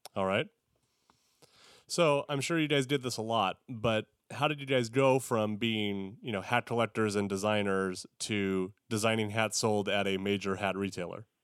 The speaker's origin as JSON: {"language": "English", "town": "Visalia", "region": "California", "country": "United States", "tie": "born or raised there", "said": "I grew up in the Central Valley in uh, Tulare, Visalia area"}